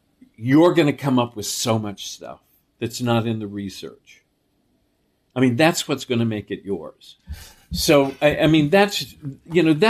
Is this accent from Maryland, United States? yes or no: no; New York City, New York, United States; I was raised on the Upper East Side of New York